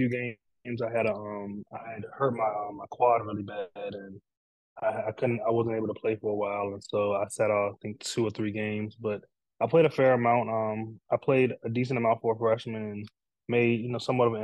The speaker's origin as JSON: {"language": "English", "town": "Takoma Park", "region": "Maryland", "country": "United States", "tie": "born or raised there", "said": "I grew up in Tacoma Park, Maryland, in Montgomery County"}